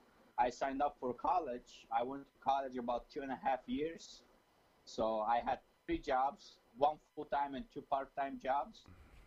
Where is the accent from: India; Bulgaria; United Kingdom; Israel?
Bulgaria; also born or lived in Turkey (ancestry); now in United States; I was born in Bulgaria, but I'm Turkish descent.